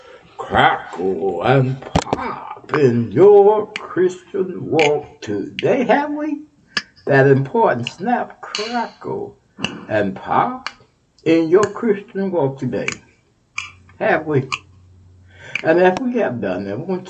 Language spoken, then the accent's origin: English; Texas, United States; Texas, my home state, Texas